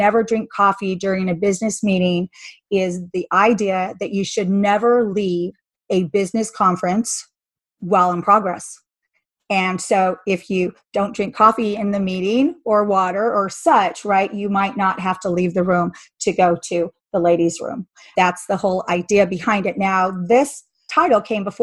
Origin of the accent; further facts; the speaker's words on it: Salt Lake City, Utah, United States; I'm from Salt Lake City